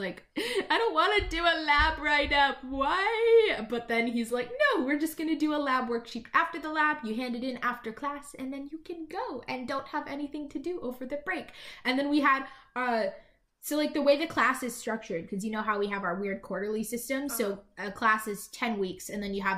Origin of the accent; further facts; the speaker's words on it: British Columbia, Canada; I'm British Columbian, but also we're the hippies of Canada